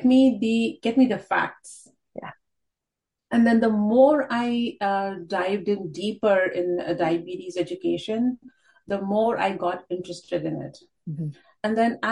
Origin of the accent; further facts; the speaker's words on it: India; moved away as an adult; now in Canada; my initial education has been in India, and then I was in the teaching line, teaching high school. And then when we came to Canada